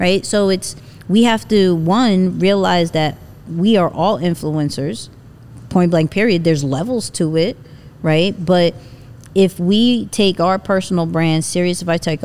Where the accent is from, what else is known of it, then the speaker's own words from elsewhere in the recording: New York, United States; I'm a New Yorker